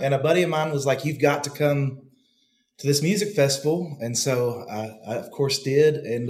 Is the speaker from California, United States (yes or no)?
no; Barren County, Kentucky, United States; I was raised in Barron County, Kentucky. So I'm a Kentucky boy also.